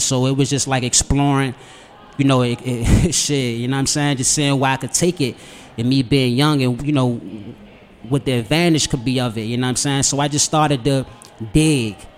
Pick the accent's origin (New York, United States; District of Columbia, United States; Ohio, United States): District of Columbia, United States; Washington; Born and raised on the South Side